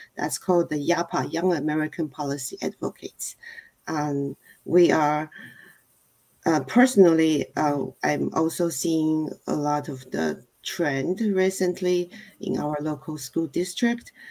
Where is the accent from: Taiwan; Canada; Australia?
Taiwan; moved away as an adult; also born or lived in Germany / California; now in Cupertino, United States; originally from Taiwan, and then that was um, almost 30 years ago. And so I've been in US uh, longer than I was uh, at my home country